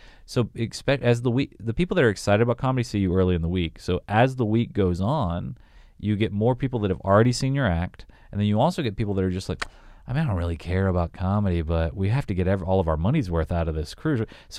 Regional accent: Southern United States, United States; I grew up in the South. We were a big blunt. We were a blunt city where I grew up.

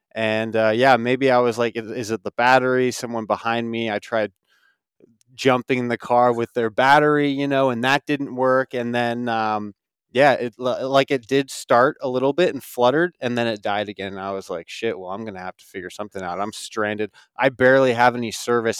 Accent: Alaska, United States; moved away as an adult; I grew up small town Alaska, five thousand people, and I, I lived there until I was eighteen years old.

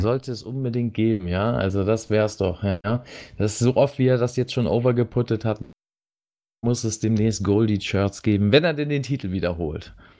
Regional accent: Germany; bei uns in Deutschland

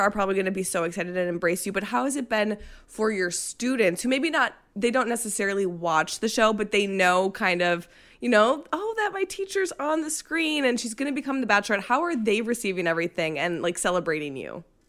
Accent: Minnesota, United States; moved away; I'm from Minnesota. I lived there for twenty-eight years

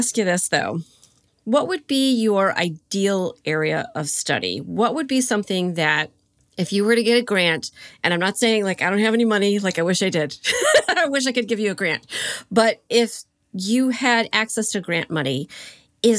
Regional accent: Mount Clemens, Michigan, United States; moved away as an adult; now in Connecticut, United States; I grew up in and around Mount Clemens, although now I live in Connecticut.

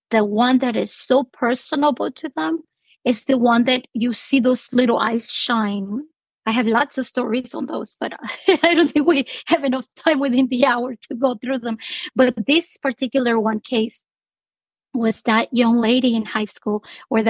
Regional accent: Honduras; now in United States; I'm originally from Honduras

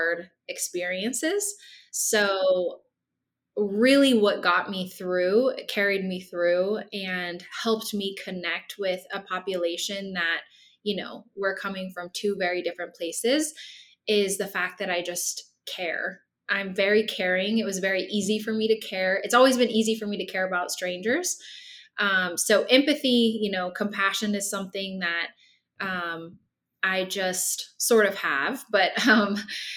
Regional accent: Nebraska, United States; moved away as an adult; also born or lived in Kansas / Baltimore, Maryland; Nebraska, where I grew up

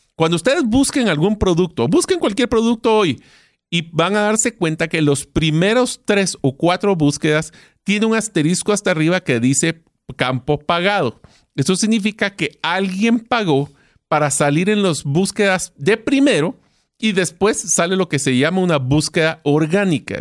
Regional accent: Guatemala; en Guatemala, o sea, mi país de origen

